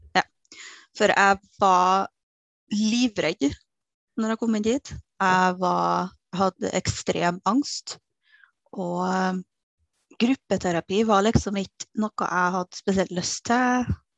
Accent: Kristiansund, Møre og Romsdal, Norway; now in Trondheim, Norway; Jeg er opprinnelig fra Kristiansund

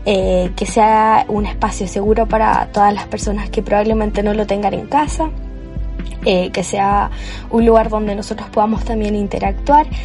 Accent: Chile; para los que se preguntan por mi acento, yo soy chilena, tengo actualmente 19 años

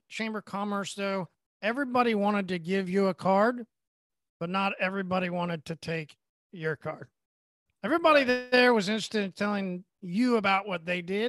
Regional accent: Oklahoma, United States; I'm from Oklahoma

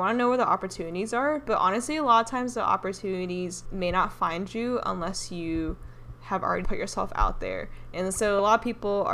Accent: Dallas, Texas, United States; moved away as an adult; also born or lived in Wuhan, China / Taiwan; now in San Francisco, United States; I grew up in Dallas, but I'm currently based in San Francisco and Taiwan

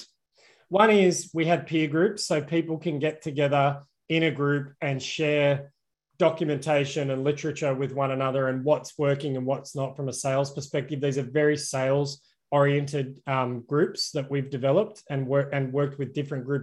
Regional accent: Australia; I'm obviously Australian

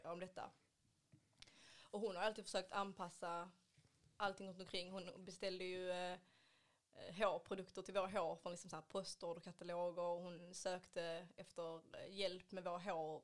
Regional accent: Ystad, Skåne, Sweden; now in Malmö, Sweden; är egentligen från Ystad men bor i Malmö

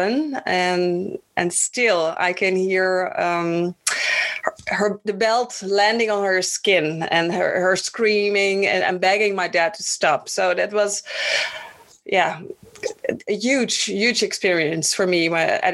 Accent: Netherlands; also born or lived in Bonaire; my personal story starts in Bonaire. I was born in the Dutch Antilles, and when I was 3, we moved to the Netherlands

